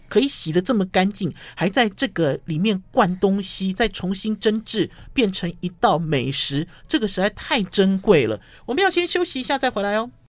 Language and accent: Chinese; northern Taiwan, Taiwan; 我们北部人都是黑白切，黑白切